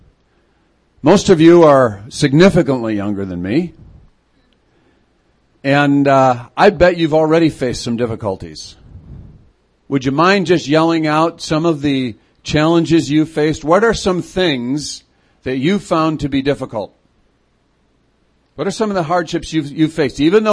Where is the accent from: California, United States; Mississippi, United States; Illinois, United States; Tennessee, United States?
Illinois, United States; Chicago; also born or lived in Fergus Falls, Minnesota; now in Twin Cities, United States; I'm a city kid. I grew up in Chicago, but I've been here for the last 17 years